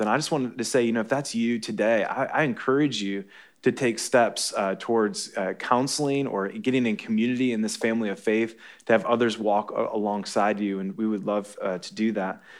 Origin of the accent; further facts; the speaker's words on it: Michigan, United States; moved away; I'm from Michigan